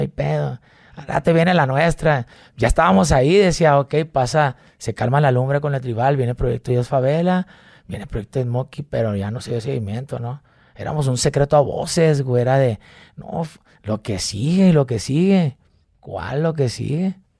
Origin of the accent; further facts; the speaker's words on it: Mazatlán, Sinaloa, Mexico; moved away; also born or lived in Monterrey; Soy de Mazatlán, Sinaloa.